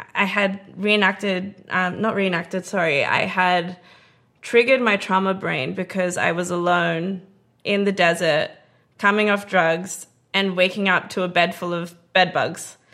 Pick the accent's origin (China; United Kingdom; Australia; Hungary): Australia; Perth, Western Australia; also born or lived in Melbourne, Australia; now in Los Angeles, United States; I grew up in Australia, in Perth, with all my family